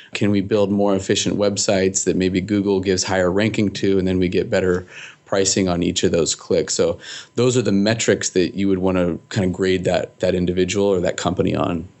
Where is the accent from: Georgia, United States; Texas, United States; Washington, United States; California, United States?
Washington, United States; Seattle; originally, I'm from Seattle